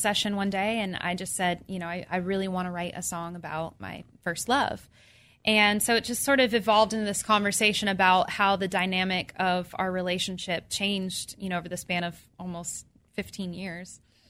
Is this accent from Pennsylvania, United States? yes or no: no; Orange County, California, United States; moved away as an adult; now in Nashville, United States; I grew up in Orange County.